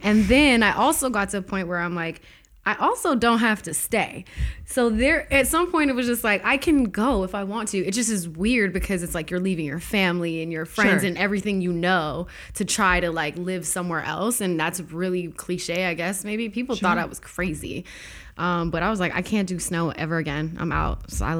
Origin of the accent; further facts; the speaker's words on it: Toronto, Ontario, Canada; I am totally Canadian.